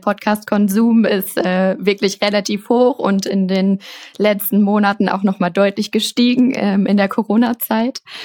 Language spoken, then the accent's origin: German; Cologne, North Rhine-Westphalia, Germany; ich komme aus Köln